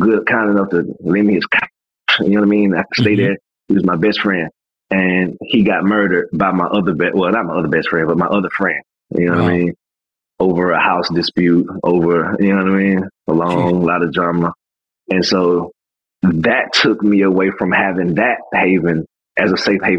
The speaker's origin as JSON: {"language": "English", "town": "Atlanta", "region": "Georgia", "country": "United States", "tie": "born or raised there", "said": "my hometown people was hitting me up. People in Atlanta was hitting me up"}